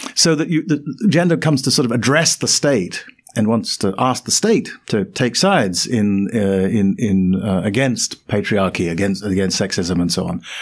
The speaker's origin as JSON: {"language": "English", "region": "London", "country": "United Kingdom", "tie": "born or raised there", "said": "where I was born. In London"}